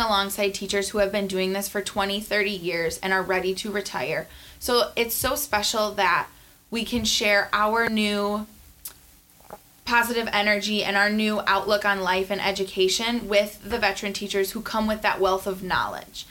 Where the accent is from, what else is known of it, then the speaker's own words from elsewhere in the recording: South Milwaukee, Wisconsin, United States; This is in my hometown. I had loved everything about going to Rawson and attending that grade school.